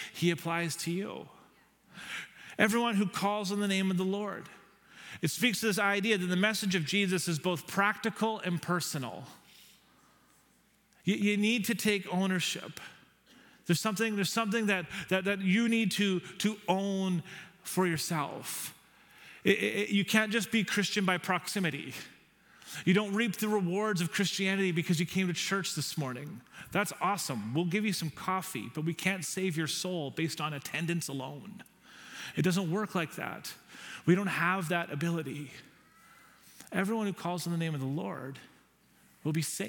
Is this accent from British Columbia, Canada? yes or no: yes; Nanaimo, British Columbia, Canada; now in Victoria, Canada; I'm from Nanaimo